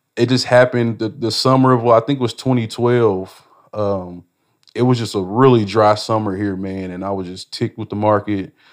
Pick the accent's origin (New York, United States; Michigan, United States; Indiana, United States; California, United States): Indiana, United States; Indianapolis; growing up in Indianapolis